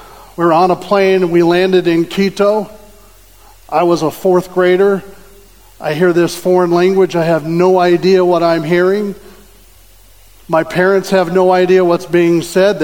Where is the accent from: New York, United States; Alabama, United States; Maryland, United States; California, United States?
California, United States; Southern; I grew up in Southern California.